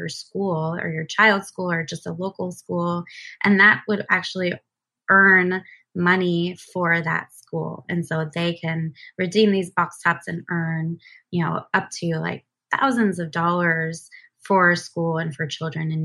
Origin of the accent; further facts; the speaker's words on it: New Jersey, United States; moved away as an adult; also born or lived in Seattle; I moved back to the East Coast where I'm originally from. I grew up in New Jersey